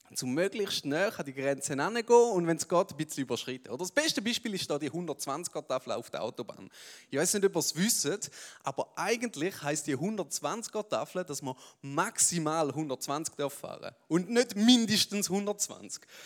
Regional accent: Switzerland; wir Schweizer

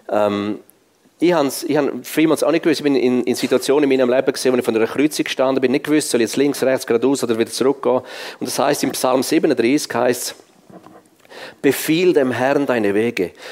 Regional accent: Switzerland; Ich bin als Schweizer, als Schweizer in Afrika und der Schwarzafrikaner der einzige Weiß im Evangelisieren.

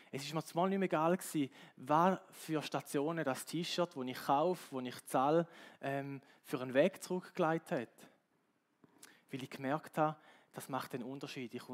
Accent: Switzerland; und als Schweizer habe ich das Gefühl gehabt, oder die Schweizer Mentalität ist so, wir können eigentlich gut mit dem leben, wir können in unseren vier Wänden leben

